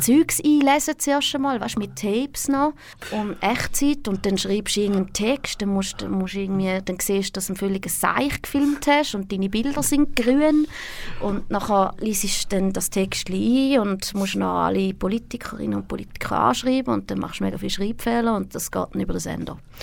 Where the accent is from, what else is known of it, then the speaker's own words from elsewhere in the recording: Thurgau, Switzerland; moved away as an adult; now in Zurich, Switzerland; Ich bin in Reichlingen aufgewachsen, im Thurgau.